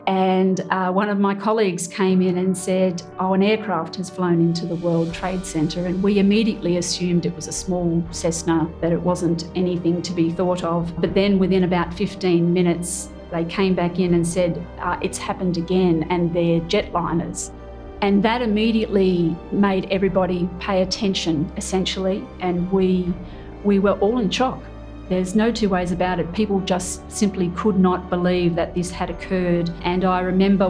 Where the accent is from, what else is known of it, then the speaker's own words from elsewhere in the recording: Australia; as an Australian